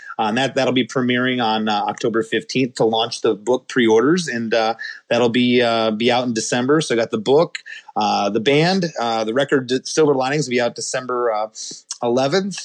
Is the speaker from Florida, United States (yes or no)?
no; Michigan, United States; I was born in Michigan in 1973